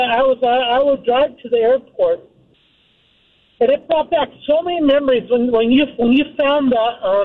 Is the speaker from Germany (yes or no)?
no; Idaho, United States; I'm born and raised in Idaho.